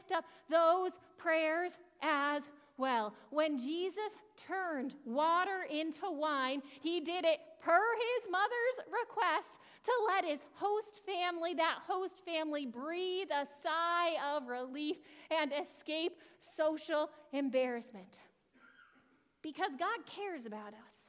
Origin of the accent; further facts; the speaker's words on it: New England, United States; now in Buffalo, United States; I'm the one from New England